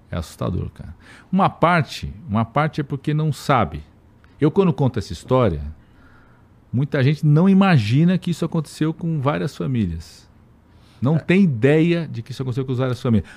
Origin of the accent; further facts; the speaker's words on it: São Paulo, Brazil; Eu, eu nasci em São Paulo em setembro